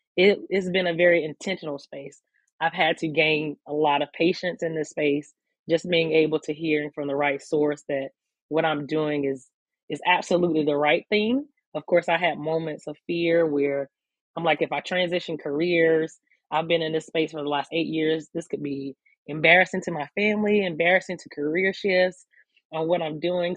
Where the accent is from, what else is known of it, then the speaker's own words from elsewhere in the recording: Newberry, South Carolina, United States; moved away as an adult; now in Columbia, United States; I am from um, Newberry, South Carolina, which is a very small town in South Carolina. So, born and raised in the country as a country kid